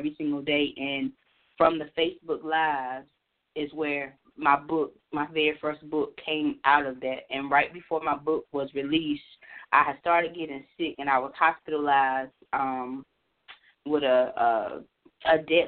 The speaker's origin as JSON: {"language": "English", "region": "North Carolina", "country": "United States", "moved": "as an adult", "lives_now": "Maryland, United States", "said": "I'm originally from North Carolina, and I have worked all over the state of North Carolina"}